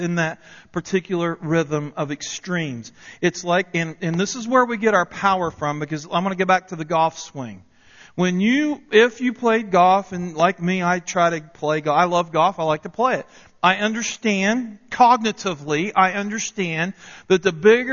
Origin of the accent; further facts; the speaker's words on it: Parkersburg, West Virginia, United States; moved away; I remember growing up in West Virginia. I was born in 67. And during the early part of the 70s, there in Parkersburg, West Virginia